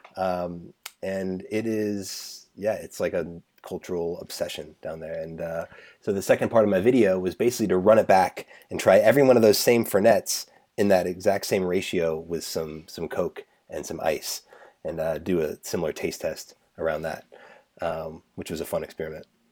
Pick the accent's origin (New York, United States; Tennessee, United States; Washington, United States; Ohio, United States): Washington, United States; Seattle; moved away; I'm from Seattle originally